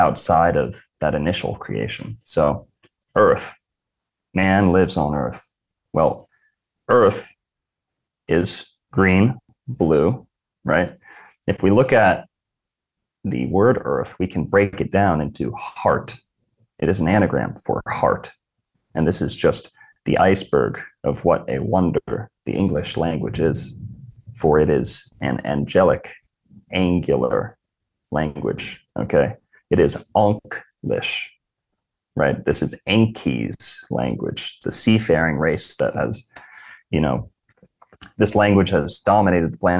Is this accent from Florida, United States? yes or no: yes; Florida, United States; I was born in Florida, lived in Florida my whole life.